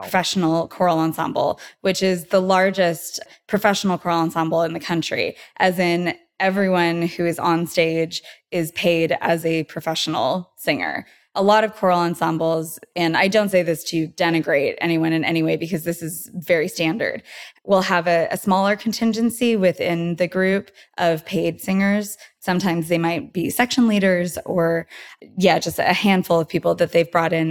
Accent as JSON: {"language": "English", "town": "Porterville", "region": "California", "country": "United States", "tie": "born or raised there", "moved": "as an adult", "lives_now": "Los Angeles, United States", "said": "I'm originally from Central California, a town called Porterville."}